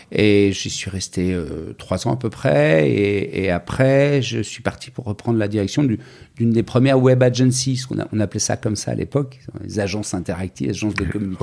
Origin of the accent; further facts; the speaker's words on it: Paris, Île-de-France, France; je suis né à Paris. Je suis parisien, famille de Parisiens